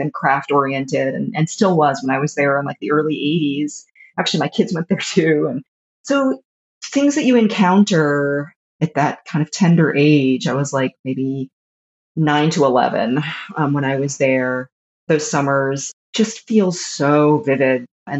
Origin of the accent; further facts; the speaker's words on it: Atlanta, Georgia, United States; now in North Carolina, United States; So I grew up in Atlanta, like just in the Atlanta suburbs, just a Jewish girl in the Atlanta suburbs growing up in the like late 70s and 80s.